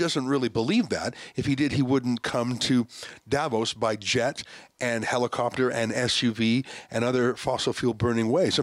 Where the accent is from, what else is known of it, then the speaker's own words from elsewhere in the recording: Canada; I'm the Canadian.